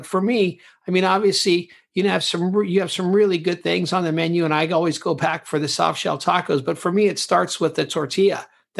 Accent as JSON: {"language": "English", "region": "California", "country": "United States", "tie": "born or raised there", "also_born_or_lived": "Mexico City, Mexico", "moved": "as an adult", "lives_now": "London, United Kingdom", "said": "Growing up in California, like you in Texas, we share a border with Mexico. I actually lived in Mexico City in the 1990s."}